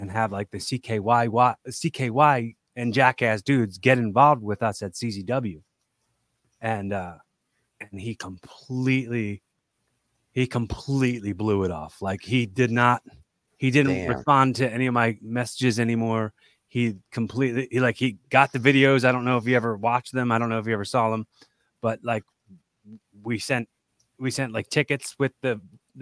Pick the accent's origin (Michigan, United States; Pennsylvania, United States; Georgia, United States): Pennsylvania, United States; Philadelphia; also born or lived in West Chester; I'm from Philly